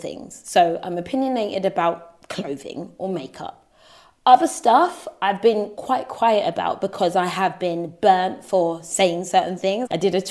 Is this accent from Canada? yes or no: no; United Kingdom; us in the UK